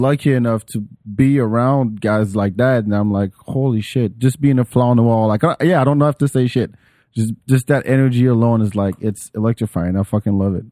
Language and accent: English; Paris, Île-de-France, France; English is a second language; moved away; I grew up in Paris